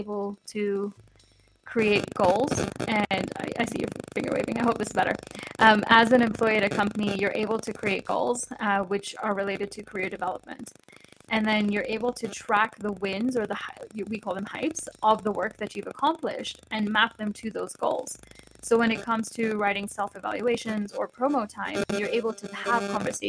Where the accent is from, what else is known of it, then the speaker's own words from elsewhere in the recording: Kenya; moved away; growing up in Kenya